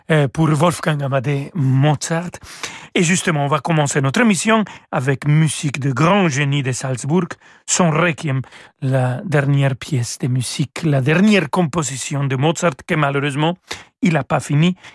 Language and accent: French; Mexico; now in Paris, France; chez moi au Mexique